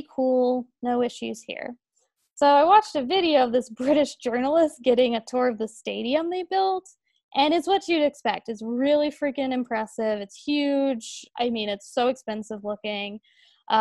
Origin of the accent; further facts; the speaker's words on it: United States; I'm American